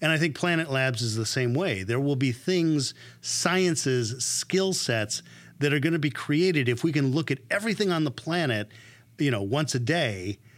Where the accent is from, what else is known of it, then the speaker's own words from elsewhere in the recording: California, United States; Sometimes when I'm traveling, I'll tell somebody I'm from Silicon Valley and they'll ask me, what's cool?